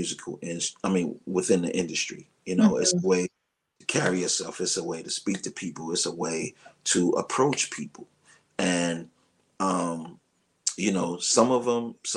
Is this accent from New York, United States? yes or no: yes; New York City, New York, United States; I'm a kid from Brooklyn. I came from Brooklyn playing my drums in my grandmother's house